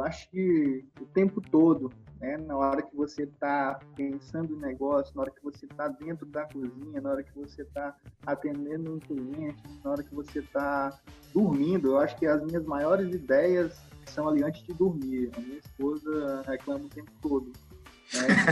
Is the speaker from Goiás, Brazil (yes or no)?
no; Maranhão, Brazil; sendo maranhense, né, estando no Nordeste, estando no, no nosso estado